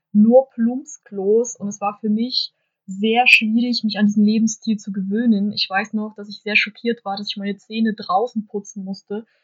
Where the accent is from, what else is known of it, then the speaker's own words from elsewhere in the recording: Omsk Oblast, Russia; now in Germany; Ich komme ja ursprünglich aus Russland, aus der Region Omsk.